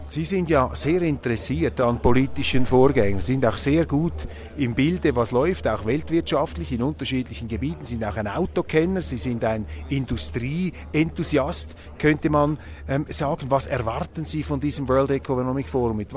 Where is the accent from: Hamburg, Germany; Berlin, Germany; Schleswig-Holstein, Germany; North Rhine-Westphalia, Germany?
Berlin, Germany; Ich komme aus Berlin, da sind die Bauern zu Zehntausenden auf die Straßen gegangen